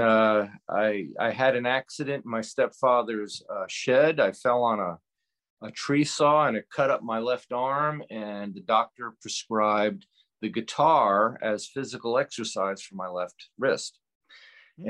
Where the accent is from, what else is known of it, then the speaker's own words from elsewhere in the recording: Beacon, New York, United States; moved away; I'm from New York originally